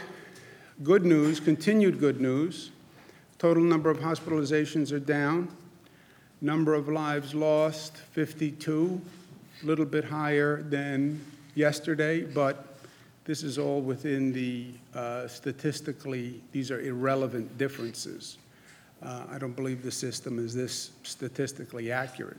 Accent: New York, United States; I'm from New York

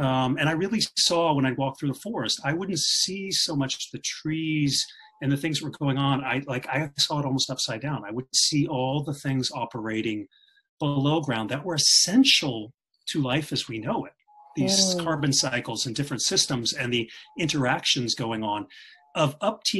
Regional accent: Kansas, United States; now in Scandinavia; when I was a child, I grew up in Kansas

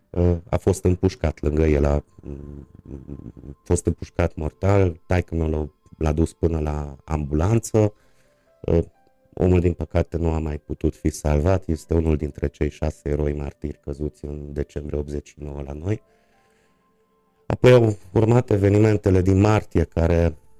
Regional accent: Târgu Mureș, Mureș County, Romania; also born or lived in Cluj-Napoca / Mediaș; din 1984, deci de la vârsta de 4 ani pot să spun că sunt Târgu Mureșean uh, jet jet uh, tatăl meu era Târgu Mureșean de asemenea, aici am uh, făcut școala, aici am copilărit, aici am crescut.

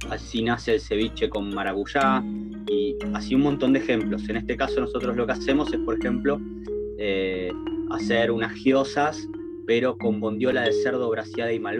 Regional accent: Argentina; porque obviamente, viste que nosotros estamos acostumbrados como argentinos también a, comer un poco

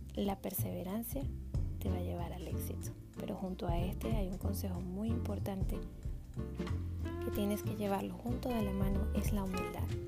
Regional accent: Venezuela; now in United States; Soy Zumba Instructor venezolana y vivo en Estados Unidos

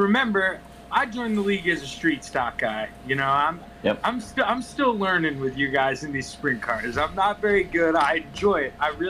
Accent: Gettysburg, Pennsylvania, United States; it's where I'm from

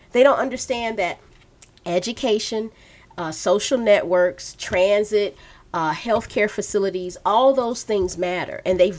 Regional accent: Macon, Georgia, United States; now in Atlanta, United States; I'm from South Georgia, too. I'm from Macon.

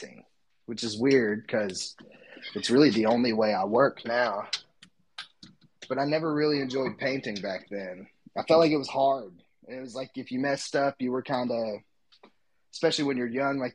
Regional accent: East Tennessee, United States; accent: Southern; I'm from East Tennessee, currently in Cookeville, Tennessee

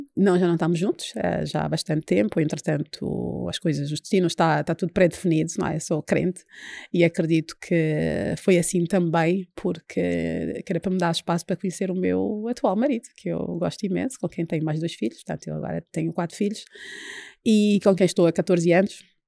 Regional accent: Luanda, Luanda Province, Angola; moved away as an adult; also born or lived in Paris, France / Coimbra, Portugal; now in Portugal; Eu nasci e cresci em Luanda

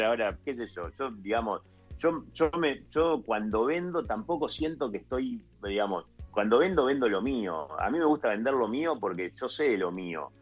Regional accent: Colón, Entre Ríos, Argentina; soy entrerriano de, la, costa del río Uruguay, de Colón, Entre Ríos

